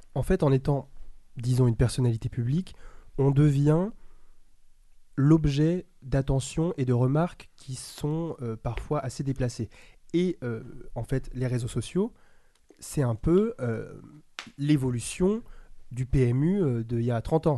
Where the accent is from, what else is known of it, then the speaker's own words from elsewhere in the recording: Île-de-France, France; also born or lived in Paris; Moi, étant le seul garçon de banlieue qui arrivait dans le lycée parisien